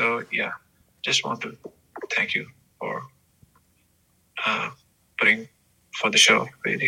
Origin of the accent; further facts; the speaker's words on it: Pakistan; now in United Kingdom; I am originally from Pakistan, currently based in the UK.